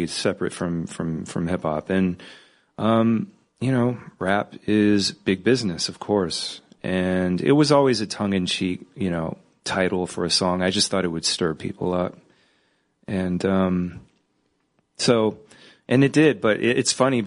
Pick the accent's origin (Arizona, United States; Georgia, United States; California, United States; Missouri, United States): California, United States; I'm from California